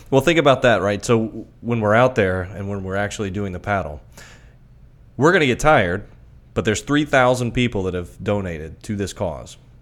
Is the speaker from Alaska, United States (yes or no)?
no; Miami, Florida, United States; I'm from Miami originally